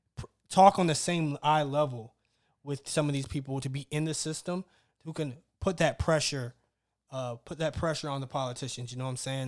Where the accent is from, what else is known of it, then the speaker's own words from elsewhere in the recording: Mississippi, United States; I grew up in Mississippi.